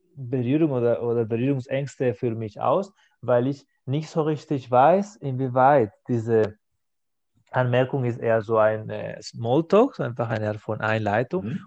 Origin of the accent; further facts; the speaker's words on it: Catalonia, Spain; first language Spanish and Catalan; German is a second language; moved away as an adult; now in Stuttgart, Germany; In Spanien, das hatte ich immer, ich kann zwei Sprachen, als Muttersprache Spanisch und Katalan